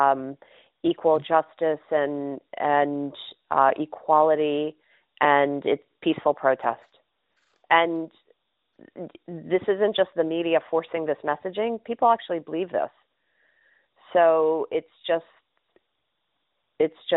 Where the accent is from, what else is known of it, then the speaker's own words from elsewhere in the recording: New York City, New York, United States; I grew up in New York City in the 1970s